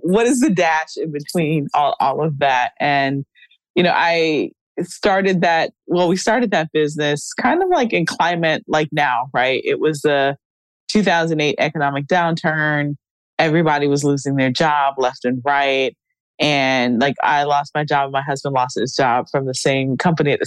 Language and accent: English; South Florida, United States; growing up in South Florida